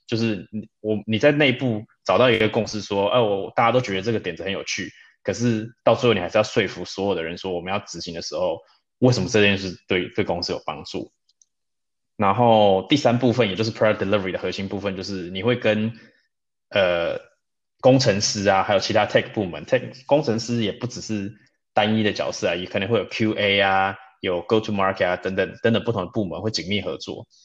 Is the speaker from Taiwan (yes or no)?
yes; Taipei, Taiwan; moved away as an adult; also born or lived in Munich, Germany; now in Berlin, Germany; 我来德国很多年了啦，我是在台北长大的。不过我退伍之后就决定到慕尼黑去实习